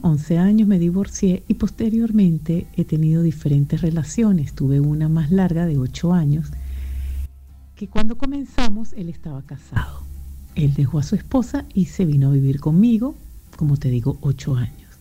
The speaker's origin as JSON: {"language": "Spanish", "country": "Venezuela", "also_born_or_lived": "Europe", "moved": "as an adult", "said": "venezolana, emigrante, vivo en Europa"}